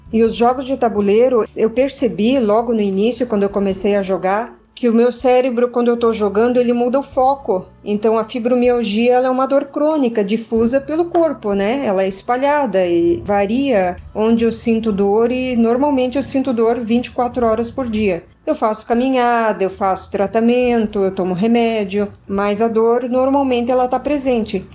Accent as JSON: {"language": "Portuguese", "town": "Jaraguá do Sul", "region": "Santa Catarina", "country": "Brazil", "said": "eu sou de Jaraguá do Sul, Santa Catarina"}